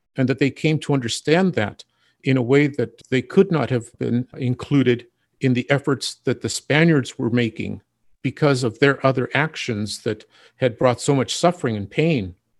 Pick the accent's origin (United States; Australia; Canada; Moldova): United States; Ventura, California; now in Santa Barbara, United States; I am originally from Ventura